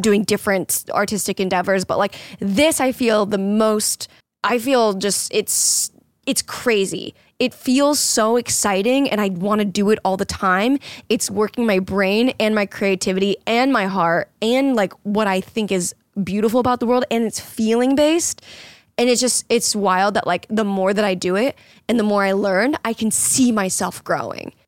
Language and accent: English; Florida, United States; moved away; I grew up in Florida